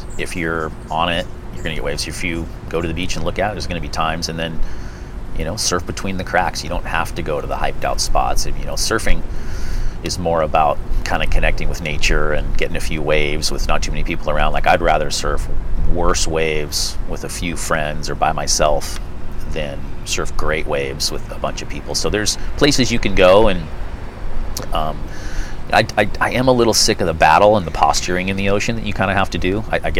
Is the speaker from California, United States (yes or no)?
yes; Santa Cruz, California, United States; I grew up in Santa Cruz. And it was paradise as a kid. I grew up in Pleasure Point.